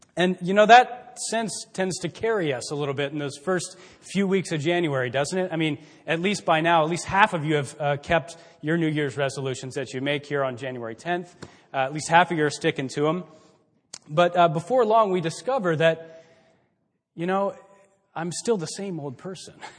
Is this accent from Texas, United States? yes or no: yes; Texas, United States; moved away as an adult; also born or lived in Billings, Montana; now in Mansfield, United States; we're from Texas